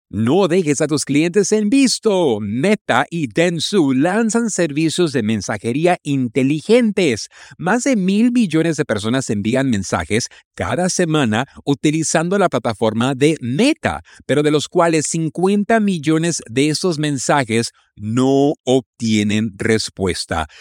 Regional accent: Mexico; en México andamos lentos

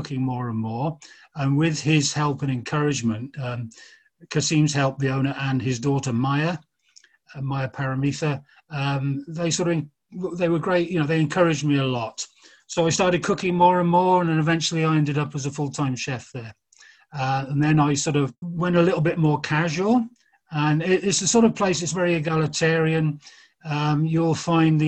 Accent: Oxford, South East England, United Kingdom; moved away; My mother got a job working in Oxford, where I'm from.

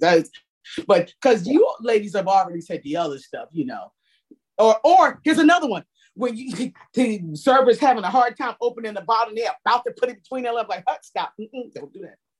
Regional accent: New Jersey, United States; now in Washington, DC, United States; I'm from New Jersey originally

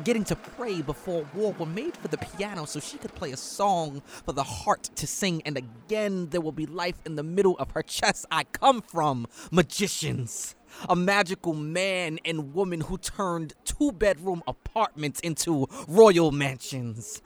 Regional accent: New York City, New York, United States; I come from New York City subway tunnels

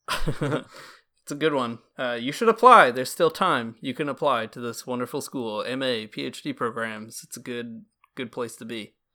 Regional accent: Michigan, United States; I'm from Michigan

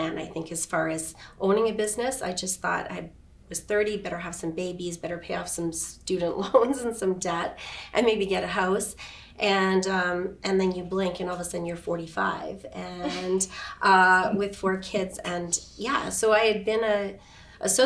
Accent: Edmonton, Alberta, Canada; moved away as an adult; now in Kelowna, Canada; grew up in Edmonton, born and raised

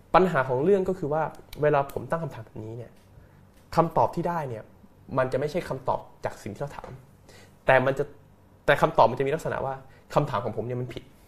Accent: Phuket, Thailand; now in Bangkok, Thailand; ผมเป็นคนภูเก็ตนะครับผมเกิดที่ ภูเก็ตนะครับ แล้วก็ใช้ชีวิตเติบโตอยู่ที่ภูเก็ตโดยตลอดนะครับ

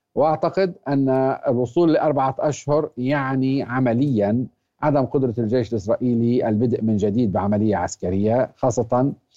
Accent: Palestine; ونحن ندرك كفلسطينيين

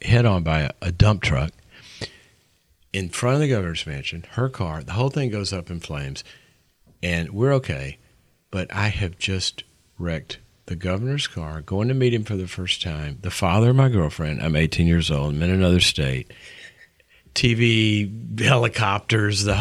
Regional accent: Mississippi, United States; moved away as an adult; also born or lived in Texas; I was from Mississippi, and I'm just this little redneck kid

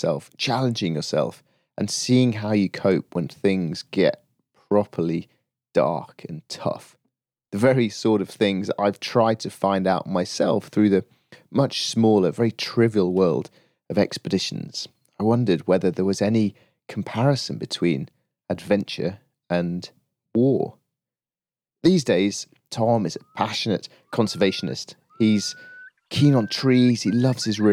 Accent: Yorkshire and the Humber, United Kingdom; now in South of England, United Kingdom; I grew up in Yorkshire, but I live down south

